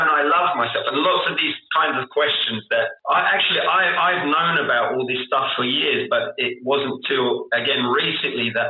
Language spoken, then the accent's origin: English; London, United Kingdom; accent: South London; moved away as an adult; now in Indonesia; I grew up in South London